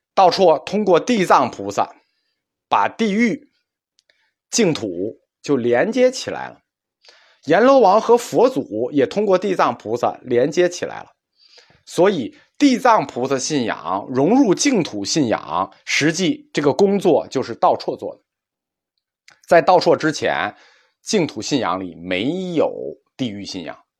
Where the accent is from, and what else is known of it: China